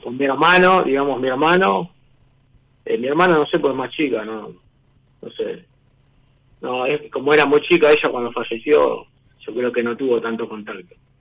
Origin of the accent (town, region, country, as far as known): Banfield, Buenos Aires Province, Argentina